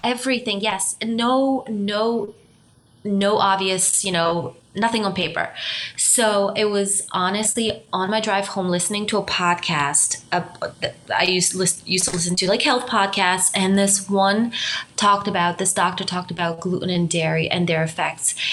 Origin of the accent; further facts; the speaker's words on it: Romania; moved away; also born or lived in Germany; my background is I'm Romanian. I'm from Romania. I also spent some time in Germany